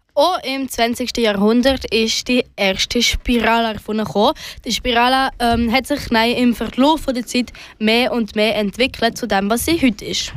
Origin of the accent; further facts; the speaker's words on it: Switzerland; bei uns in der Schweiz